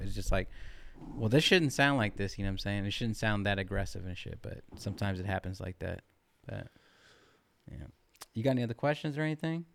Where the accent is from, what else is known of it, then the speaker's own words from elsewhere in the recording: California, United States; I'm from California